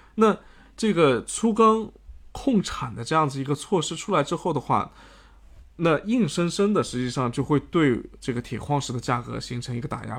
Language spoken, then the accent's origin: Chinese; China; 我们国家